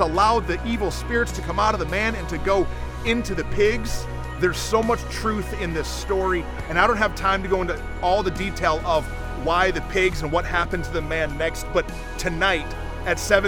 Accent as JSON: {"language": "English", "town": "Flint", "region": "Michigan", "country": "United States", "tie": "born or raised there", "moved": "yes", "lives_now": "Mansfield, United States", "said": "I grew up in Flint, Michigan, and every time I go back home to visit family"}